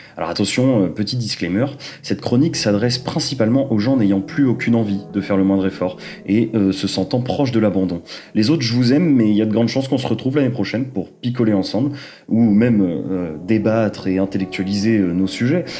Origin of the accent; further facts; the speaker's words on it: Rennes, Brittany, France; moved away as an adult; now in Lyon, France; Rennes en Bretagne, de là d'où je viens